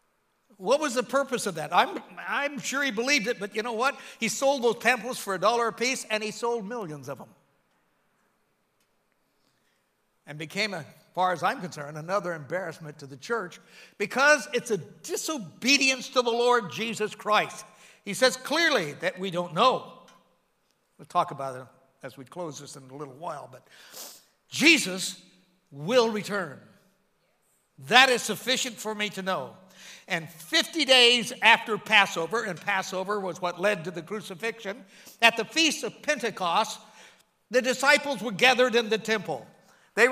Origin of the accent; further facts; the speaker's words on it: United States; I'm American through and through